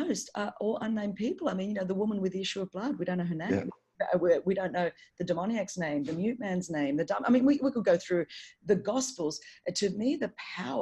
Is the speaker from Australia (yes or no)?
yes; Sydney, New South Wales, Australia; I wasn't born at Crown Street Women's Hospital here in Sydney